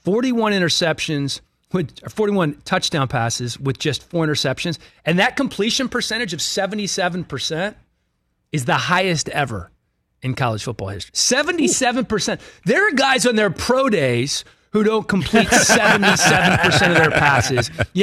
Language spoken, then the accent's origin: English; Washington, United States; I'm from Washington.